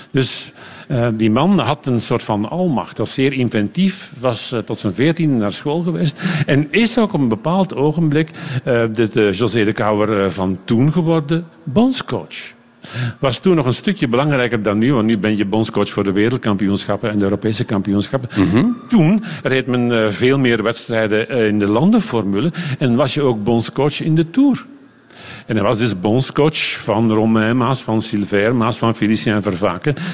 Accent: Flemish Brabant, Belgium; Ik ging veel liever naar de dorpscafé bij ons in Leuvenjoel, in het Leuvense.

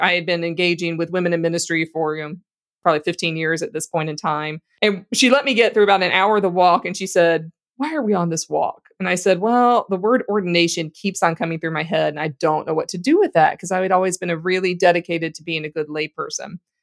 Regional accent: Louisiana, United States; I grew up in Louisiana

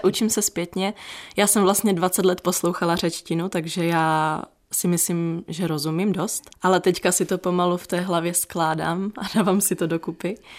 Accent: Ostrava, Moravian-Silesian Region, Czechia; jsem tady vyrostla

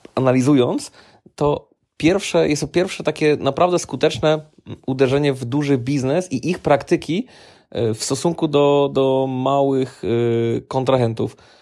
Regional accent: Silesian Voivodeship, Poland; u nas na Śląsku

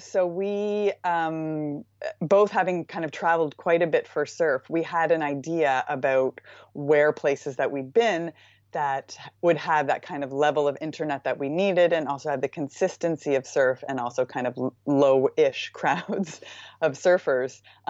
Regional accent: Nova Scotia, Canada; I'm originally from Nova Scotia in Canada

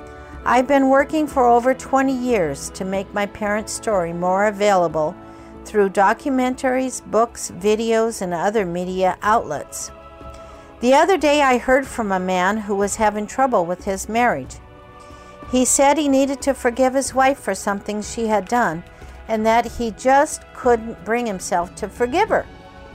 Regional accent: Kobe, Hyogo, Japan; born or raised there

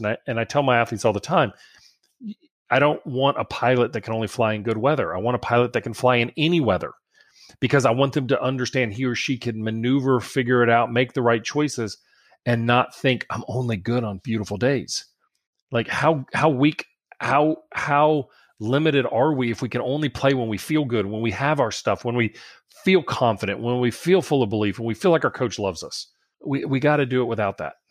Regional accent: South Louisiana, United States; I'm from South Louisiana

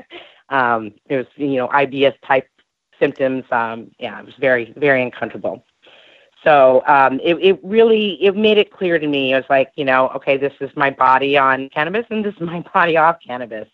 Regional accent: California, United States; also born or lived in Louisiana; now in Phoenix, United States; I'm originally from California, and I grew up with my mom and in uh, California in the summers with my dad in Louisiana

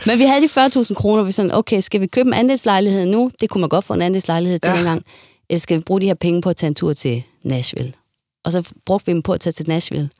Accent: Denmark

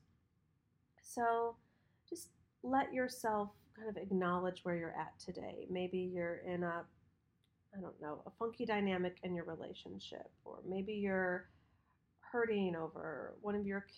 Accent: Michigan, United States; when we grew up in Michigan

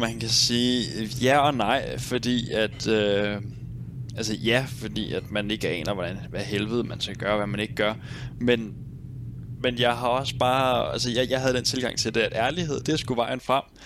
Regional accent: Nykøbing Sjælland, Zealand, Denmark; moved away as an adult; also born or lived in Roskilde; Nykøbing Sjælland, hvor jeg kommer fra

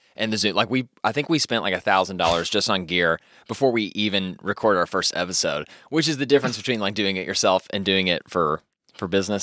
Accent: Louisville, Kentucky, United States; I grew up around Iroquois Park. Iroquois Park was kind of my stomping grounds area

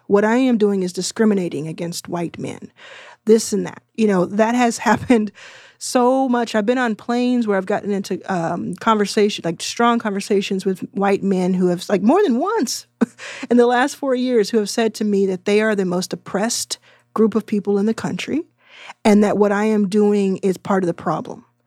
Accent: Texas, United States; I'm from Texas and didn't go to college

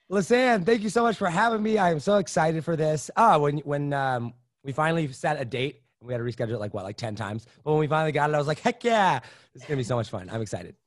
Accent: Indiana, United States; also born or lived in Wisconsin / Los Angeles; that's when we moved out to a, a farm in Indiana

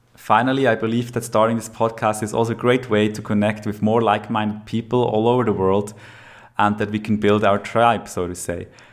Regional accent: Lucerne, Switzerland; now in Zurich, Switzerland; I am from Switzerland, born in Lucerne, live in Zurich now

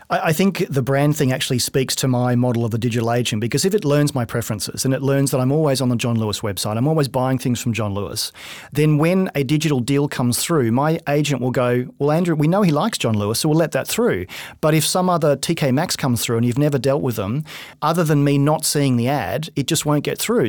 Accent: Australia; I'm Australian

